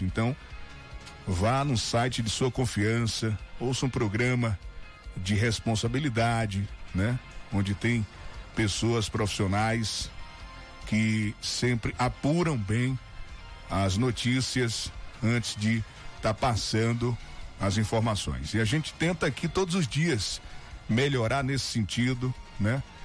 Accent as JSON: {"language": "Portuguese", "region": "Northeast Region", "country": "Brazil", "said": "Nós somos é, é, nordestinos, fortes, trabalhadores"}